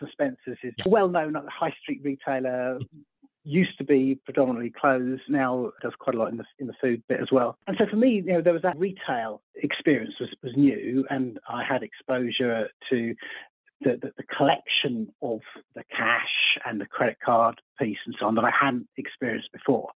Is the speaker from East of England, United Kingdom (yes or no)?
no; Surrey, South East England, United Kingdom; born and bred in Surrey